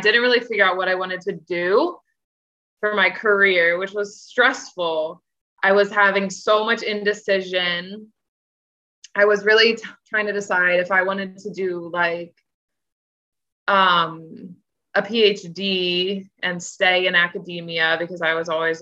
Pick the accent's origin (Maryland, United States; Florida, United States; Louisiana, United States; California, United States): Maryland, United States; Owings Mills; moved away as an adult; also born or lived in Chicago; I'm from Baltimore County, Owings Mills, Maryland